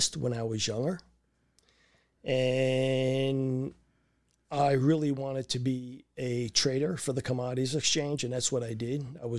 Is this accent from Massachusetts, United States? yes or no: no; Brooklyn, New York, United States; born or raised there